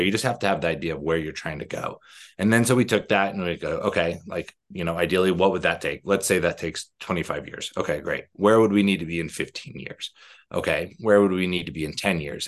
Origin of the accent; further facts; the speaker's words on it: Arizona, United States; moved away; I'm from Arizona